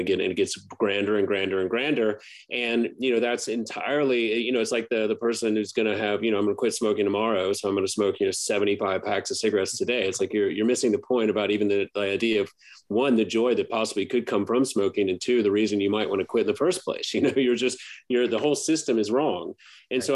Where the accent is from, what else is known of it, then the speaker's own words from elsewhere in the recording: Baton Rouge, Louisiana, United States; I grew up in Baton Rouge, which is, 60 miles from New Orleans